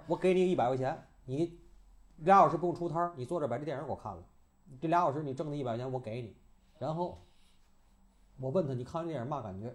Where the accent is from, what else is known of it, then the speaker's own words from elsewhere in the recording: Tianjin, China; 咱天津人叫大窝儿